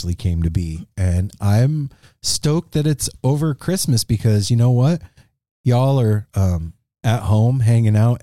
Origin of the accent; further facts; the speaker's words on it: Las Vegas, Nevada, United States; moved away as an adult; now in Portland, United States; we're from Vegas originally. We moved up here 6 years ago